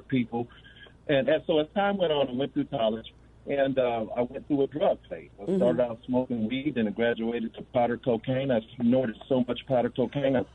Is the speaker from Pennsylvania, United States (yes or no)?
no; Gary, Indiana, United States; I grew up in the Baptist church, Van Buren Baptist Church in Gary, Indiana